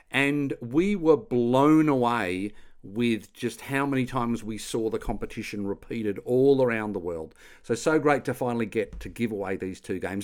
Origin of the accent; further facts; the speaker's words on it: Australia; I'm Australian